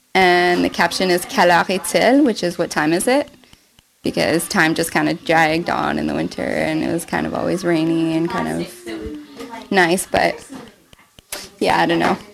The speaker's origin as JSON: {"language": "English", "region": "Ontario", "country": "Canada", "tie": "born or raised there", "said": "my whole family's from Montreal, um, but I was born in Ontario."}